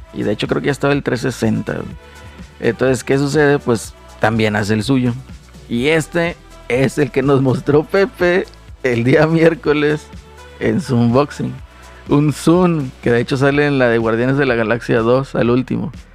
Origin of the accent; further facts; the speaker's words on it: Monterrey, Nuevo León, Mexico; Como buenos regios